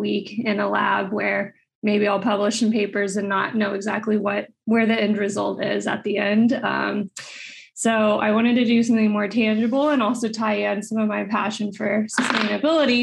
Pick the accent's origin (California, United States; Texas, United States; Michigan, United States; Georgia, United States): Texas, United States; West; I'm originally from West Texas